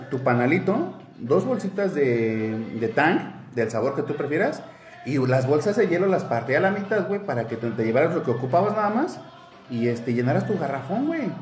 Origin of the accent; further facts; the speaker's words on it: Veracruz, Mexico; soy del norte de Veracruz